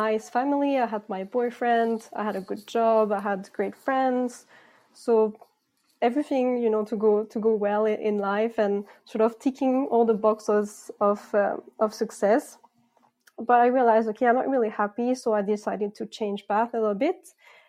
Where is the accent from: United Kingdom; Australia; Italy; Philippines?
Philippines; also born or lived in France / Greece / Canada / United States; I'm originally from France, but actually I grew up in the Philippines and Greece, and then I lived and worked in Canada, the United States, and Sweden as well.